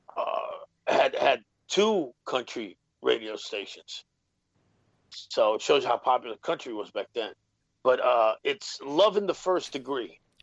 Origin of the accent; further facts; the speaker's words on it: New York City, New York, United States; growing up in the Bronx as a Puerto Rican kid, South Bronx in the '80s.